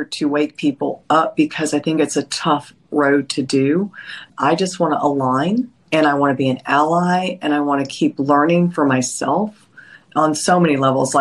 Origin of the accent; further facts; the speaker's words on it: Nashville, Tennessee, United States; I was raised in Nashville